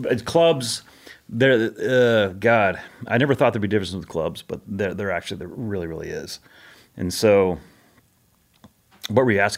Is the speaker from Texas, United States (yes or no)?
no; Monterey, California, United States; born there; also born or lived in Japan / Spain / Guam / Bakersfield, United States; So I was born in California, and then literally two weeks later, Monterey. Two weeks later, my dad gets orders to Japan.